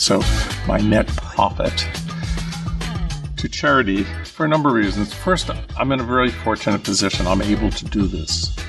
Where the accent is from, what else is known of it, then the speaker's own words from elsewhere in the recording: Halifax, Nova Scotia, Canada; I am 67, soon to be 68 next month. I'm from Halifax, Nova Scotia, Canada.